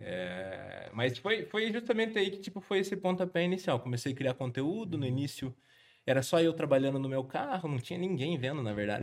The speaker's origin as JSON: {"language": "Portuguese", "town": "Guarapuava", "region": "Paraná", "country": "Brazil", "said": "sou de Guarapuava"}